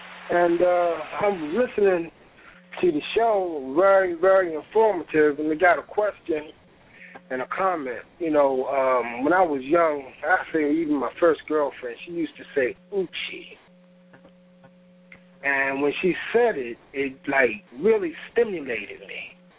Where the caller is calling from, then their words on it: Baltimore, Maryland, United States; I'm calling from Baltimore.